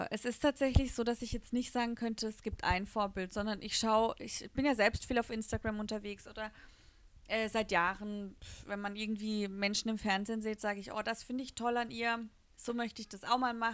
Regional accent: Rastatt, Baden-Württemberg, Germany; dann sage ich, ich komme aus Rastatt.

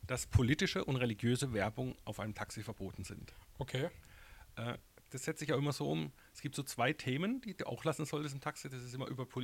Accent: Baden-Württemberg, Germany; aber jetzt sind wir, wir kommen ja aus dem Murktal.

